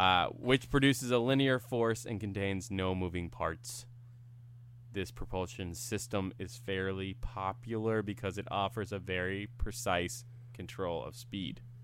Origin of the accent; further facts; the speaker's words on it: Central Florida, United States; moved away; I grew up in Central Florida